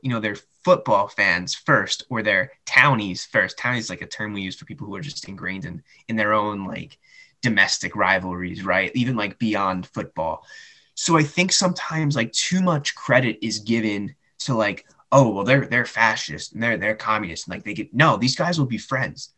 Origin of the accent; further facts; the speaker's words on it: United States; I grew up in the United States